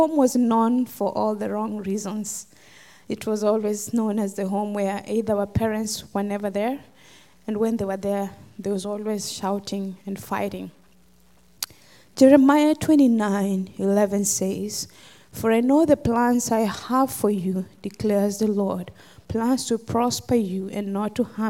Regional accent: Kenya; moved away; I'm from Kenya, originally. And I grew up in a village

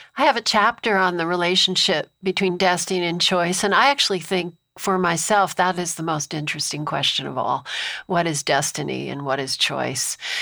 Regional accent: Amherst, Massachusetts, United States; I grew up in Amherst, Massachusetts, where Emily Dickinson was from

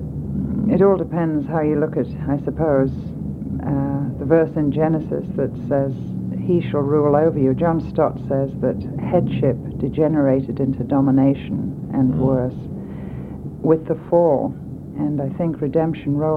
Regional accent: England, United Kingdom; moved away as an adult; now in United States; I was brought up in England, in Europe

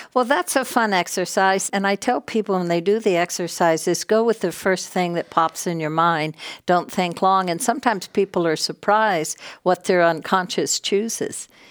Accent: Texas, United States; moved away as an adult; also born or lived in New York / Hollywood; I grew up in Texas, a, a only child

